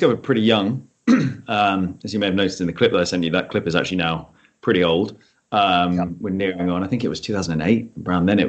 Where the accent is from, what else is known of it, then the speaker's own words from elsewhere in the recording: Chichester, South East England, United Kingdom; So I grew up in Chichester.